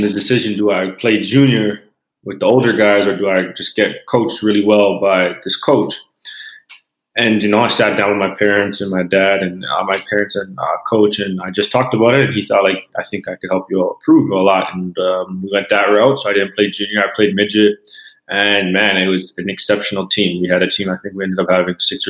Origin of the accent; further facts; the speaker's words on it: Canada; being a Canadian kid